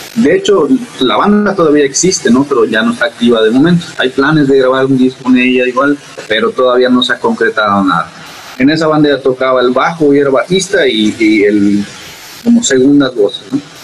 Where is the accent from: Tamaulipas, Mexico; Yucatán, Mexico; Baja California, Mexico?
Yucatán, Mexico; Mérida; Yo soy de Mérida, Yucatán, hasta las lejanas tierras del sur.